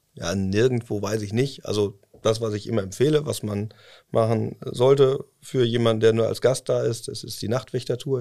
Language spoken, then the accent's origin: German; Cologne, North Rhine-Westphalia, Germany; moved away as an adult; now in Osnabrück, Germany; Weil ich aus äh, gebürtig aus Köln komme und ähm, ja, so ein kölscher Jungen, das lässt man das nicht ganz los.